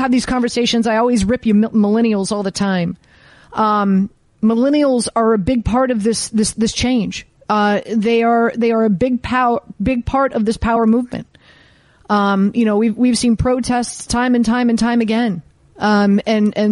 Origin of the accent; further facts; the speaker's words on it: Miami, Florida, United States; I grew up in Miami, Florida.